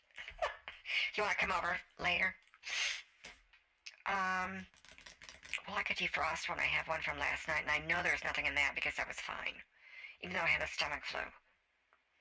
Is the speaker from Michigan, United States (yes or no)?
no; Las Vegas, Nevada, United States; I'm from Vegas.